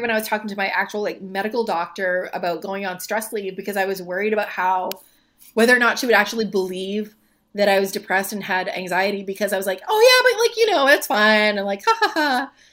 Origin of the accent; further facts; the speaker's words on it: Moncton, New Brunswick, Canada; moved away as an adult; now in Halifax, Canada; I'm from Moncton originally, from Moncton, New Brunswick